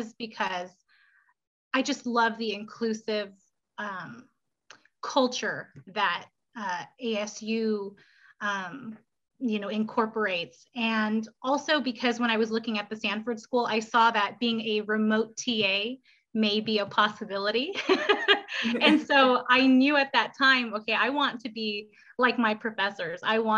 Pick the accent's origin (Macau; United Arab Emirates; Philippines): Philippines; born there; So I was born and raised in the military. So I was born in the Philippines.